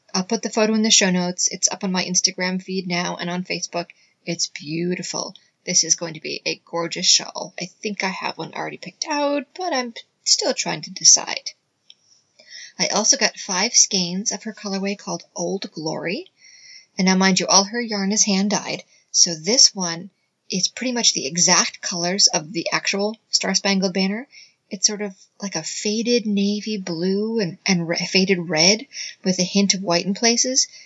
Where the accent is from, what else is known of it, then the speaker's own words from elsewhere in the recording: United States; she and I were both born and raised in the US